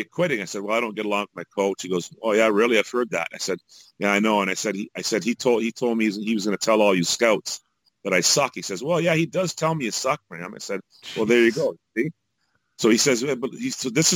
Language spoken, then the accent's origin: English; Canada; also born or lived in Jamaica; I'm Canadian